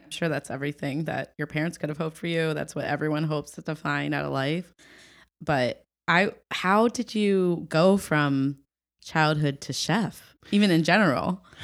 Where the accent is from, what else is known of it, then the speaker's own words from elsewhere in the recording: Ohio, United States; coming from Ohio. It's been, I'm very proud of where I'm from